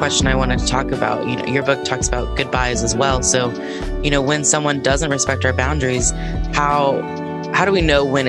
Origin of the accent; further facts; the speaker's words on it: the South, United States; I grew up in the South